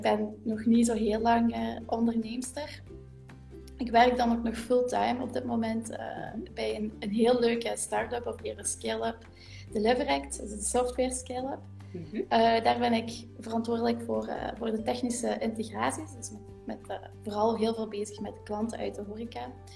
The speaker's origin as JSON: {"language": "Dutch", "area": "Limburg", "region": "Flanders", "country": "Belgium", "accent": "Limburg", "said": "in de streek van waar we vandaan komen, je hoort dat ook aan mijn accent, mhm. ik, eh, kom van Limburg"}